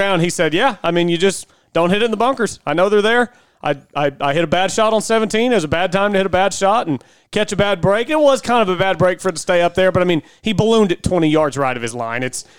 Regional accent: Oklahoma, United States; we're from Oklahoma.

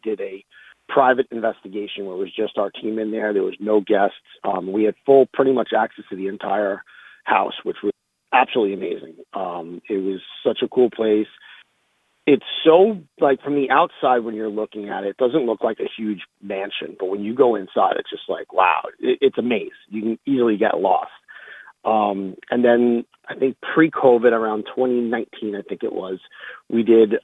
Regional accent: Long Island, New York, United States; growing up on Long Island

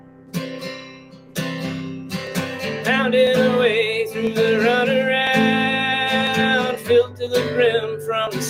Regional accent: Massachusetts, United States; moved away as an adult; now in Ishikawa, Japan; I'm from Massachusetts, so it's like a pretty liberal part of the country anyway

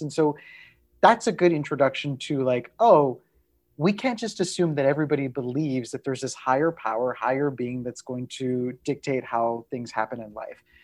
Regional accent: Texas, United States; somebody who shares my Tejano roots, a fellow Texas Mexican

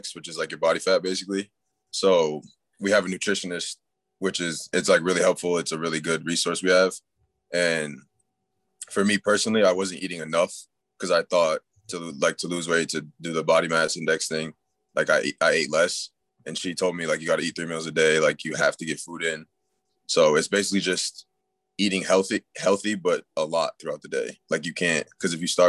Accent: Connecticut, United States; moved away as an adult; now in North Carolina, United States; I'm from like New England. I'm from Connecticut, and my school is in North Carolina

